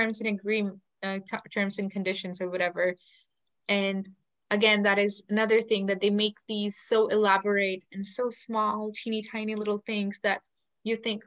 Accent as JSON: {"language": "English", "country": "India", "second_language": "English", "said": "It's just my state, because India has 30 states and then 30 different languages"}